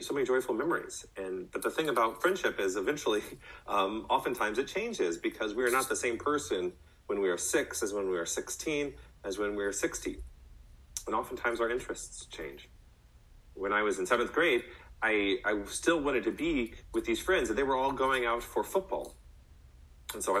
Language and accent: English; College Station, Texas, United States; When I was a young boy, I growing up in College Station, I had the amazing privilege of living in a neighborhood